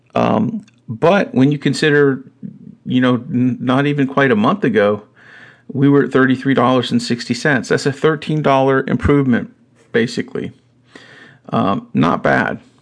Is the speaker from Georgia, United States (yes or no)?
no; North Carolina, United States; I grew up in North Carolina